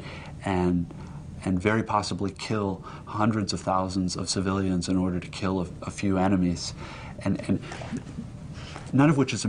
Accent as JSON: {"language": "English", "country": "United States", "said": "as an American"}